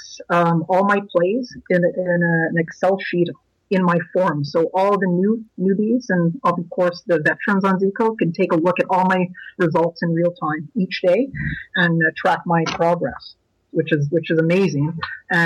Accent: Ottawa, Ontario, Canada; I'm from Canada's capital, Ottawa, Canada

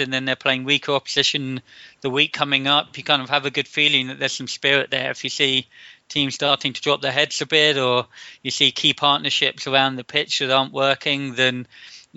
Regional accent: London, United Kingdom; also born or lived in Bradford / Cranfield; I'm English. I grew up in West London with a bit of Irish heritage in the family.

